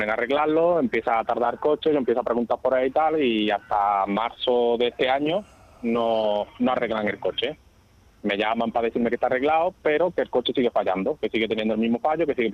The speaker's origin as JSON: {"language": "Spanish", "town": "Córdoba", "region": "Andalusia", "country": "Spain", "also_born_or_lived": "Valencia", "said": "yo soy de Córdoba, yo soy de Córdoba."}